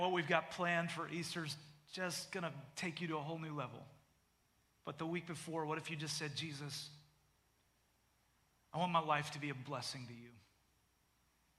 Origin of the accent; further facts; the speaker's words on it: Canada; moved away as an adult; now in United States; I am a Canadian citizen